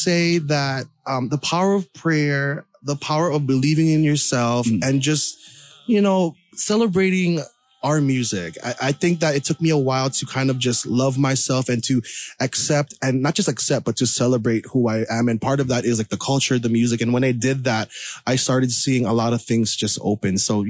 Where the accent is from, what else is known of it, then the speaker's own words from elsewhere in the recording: Philippines; I'm a devout Catholic. I'm Filipino.